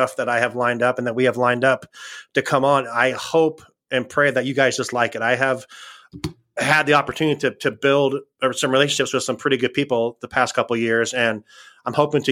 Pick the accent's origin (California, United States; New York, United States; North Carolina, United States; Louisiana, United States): California, United States; Ventura County, Southern; moved away; I am originally from Southern California, Ventura County. Lived in Ventura